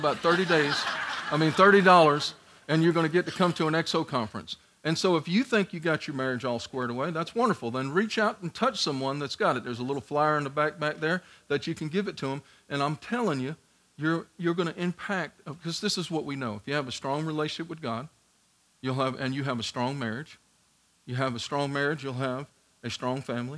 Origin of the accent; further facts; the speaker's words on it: New York City, New York, United States; moved away; also born or lived in Georgia; I'm from Staten Island, New York